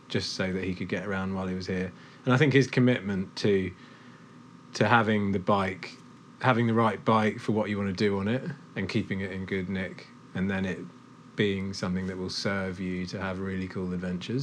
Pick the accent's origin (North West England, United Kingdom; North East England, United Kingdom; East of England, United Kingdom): East of England, United Kingdom; Cambridge; now in Clonakilty, Ireland; I grew up in Cambridge